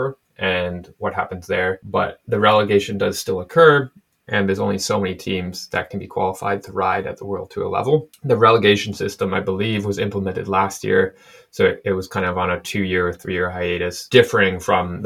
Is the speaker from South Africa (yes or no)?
no; Canada; We're both Canadian here.